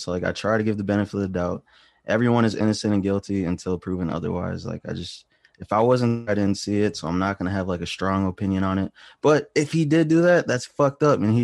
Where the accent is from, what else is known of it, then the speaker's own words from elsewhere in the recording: Wisconsin, United States; moved away as an adult; now in Los Angeles, United States; Wisconsin is where I'm from, Midwest. Grew up there.